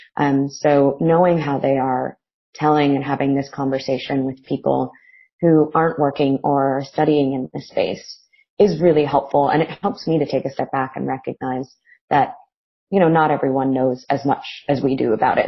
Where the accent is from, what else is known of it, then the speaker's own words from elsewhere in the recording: United States; now in Melbourne, Australia; I'm from America originally